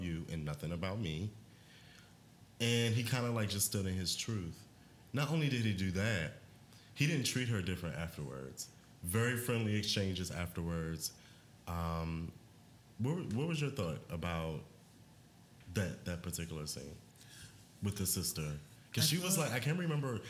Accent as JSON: {"language": "English", "region": "Maryland", "country": "United States", "said": "I am from Maryland"}